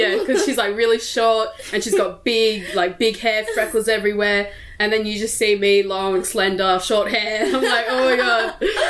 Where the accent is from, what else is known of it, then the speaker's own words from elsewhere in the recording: Brisbane, Queensland, Australia; also born or lived in Sydney, New South Wales / Kempsey, New South Wales; So I was born here in Brisbane and I was later on raised around Sydney, Redfern and then Kempsey area, mostly New South Wales, and came back here around middle school and then finished up high school around Brisbane. Now I'm back here.